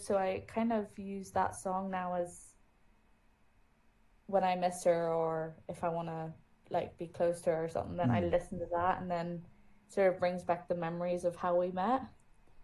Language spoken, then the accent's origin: English; Germany; moved away; I grew up in Germany